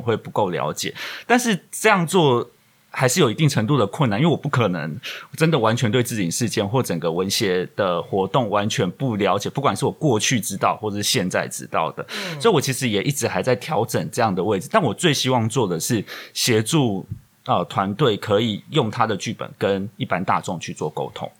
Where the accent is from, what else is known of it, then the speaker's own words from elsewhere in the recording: Taiwan; 我们作为台湾人也好